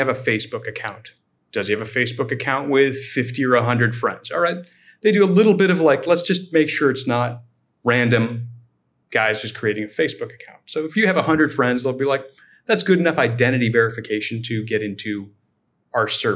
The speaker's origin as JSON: {"language": "English", "area": "Silicon Valley", "region": "California", "country": "United States", "tie": "born or raised there", "said": "born and raised in Silicon Valley"}